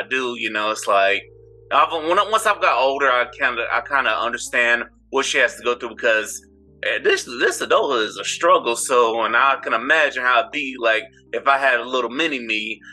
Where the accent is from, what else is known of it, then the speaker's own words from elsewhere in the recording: St. Petersburg, Florida, United States; I'm from St. Petersburg, Florida, which is right outside of Tampa.